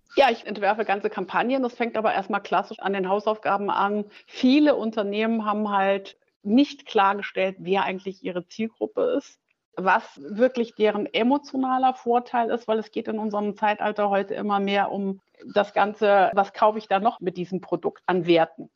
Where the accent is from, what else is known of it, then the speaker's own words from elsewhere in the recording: Germany; also born or lived in Schwerte, Germany / Noordwijk, Netherlands / Griesheim, Germany; ich nach dem sechsten Jahr wieder dann nach Deutschland gekommen bin